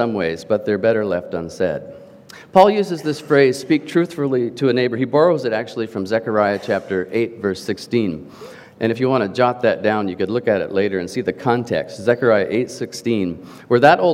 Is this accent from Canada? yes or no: yes; Canada; As a Canadian, I was given the privilege and growing up through school of learning French